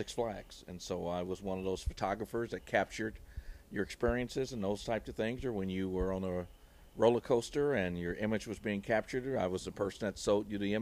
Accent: Lake County, Illinois, United States; moved away as an adult; also born or lived in Memphis, Tennessee; now in Fort Mill, United States; So from a county named Lake County, Illinois, spent some time in Memphis

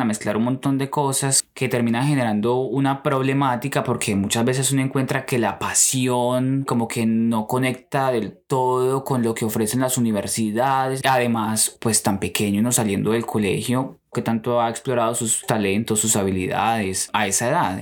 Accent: Colombia; moved away as an adult; now in United States; yo quería quedarme en Colombia

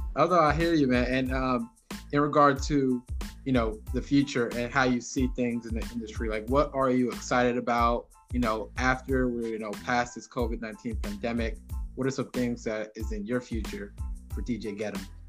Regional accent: Jamaica; I'm Jamaican

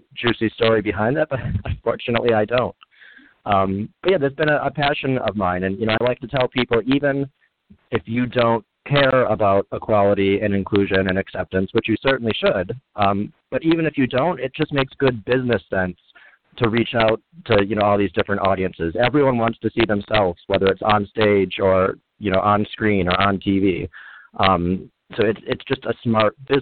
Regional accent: Kenosha, Wisconsin, United States; moved away as an adult; also born or lived in Chicago, Illinois / Indiana / Los Angeles, California; I was born in Kenosha, Wisconsin, and grew up kind of in that area, about an hour north of Chicago.

